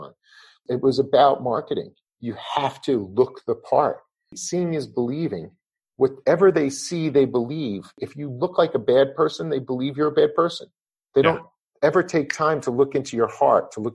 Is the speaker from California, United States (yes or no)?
no; Levittown, New York, United States; I grew up in Levittown